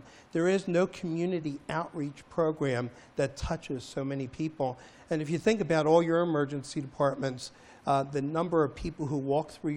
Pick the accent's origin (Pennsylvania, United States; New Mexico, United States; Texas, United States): Pennsylvania, United States; Philadelphia; I grew up in Philadelphia